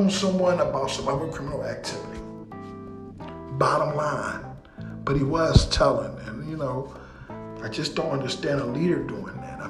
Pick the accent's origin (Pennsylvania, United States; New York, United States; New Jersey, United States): Pennsylvania, United States; Philadelphia; we love Philly. Because we're from here.